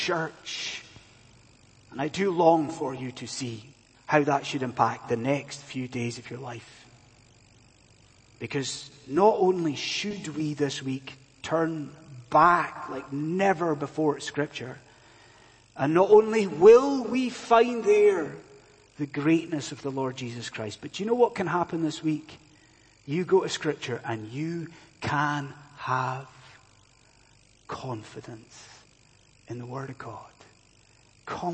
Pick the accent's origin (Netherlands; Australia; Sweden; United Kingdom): United Kingdom; Inverness, Scotland; my hometown of Inverness